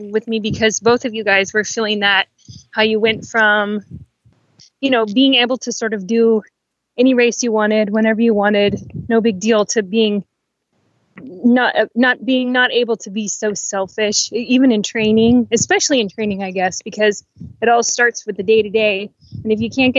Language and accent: English; Pacific Northwest, United States; now in Orange County, United States; I'm originally from the Pacific Northwest, but now I live in Southern California in Orange County.